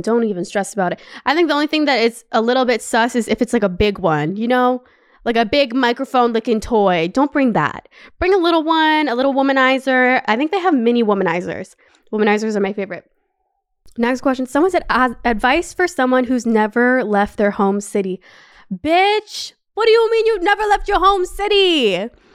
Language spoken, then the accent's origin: English; Brampton, Ontario, Canada; moved away as an adult; also born or lived in Los Angeles, United States; now in Paris, France; I'm from Brampton